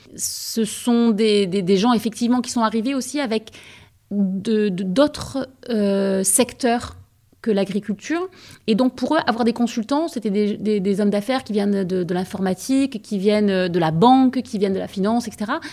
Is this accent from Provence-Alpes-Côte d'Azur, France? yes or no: yes; Aix-en-Provence, Provence-Alpes-Côte d'Azur, France; moi j'étais aixoise, et j'étais d'Aix-en-Provence